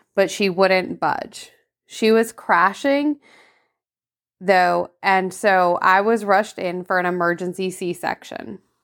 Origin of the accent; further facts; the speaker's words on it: Vermont, United States; moved away; I grew up in Vermont